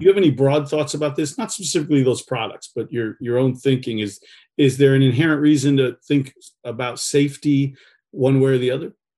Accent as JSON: {"language": "English", "region": "Northeast", "country": "United States", "tie": "born or raised there", "moved": "yes", "lives_now": "California, United States", "said": "I'm here in California. I grew up in the Northeast."}